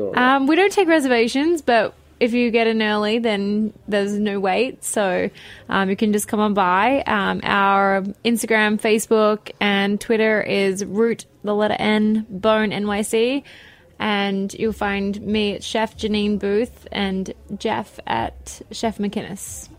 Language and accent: English; Australia; moved away as an adult; also born or lived in Miami; now in New York, United States; I'm Australian